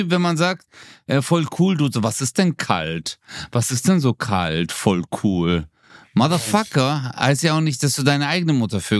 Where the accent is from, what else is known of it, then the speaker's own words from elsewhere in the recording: Gelsenkirchen, North Rhine-Westphalia, Germany; weil ich bin in Gelsenkirchen aufgewachsen, mein Leben war so hart in einem Einfamilienhaus.